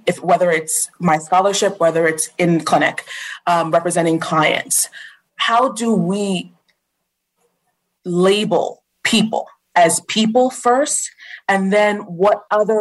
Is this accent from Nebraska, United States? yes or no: no; Long Island, New York, United States; moved away; also born or lived in Florida / Virginia; I'm originally from Long Island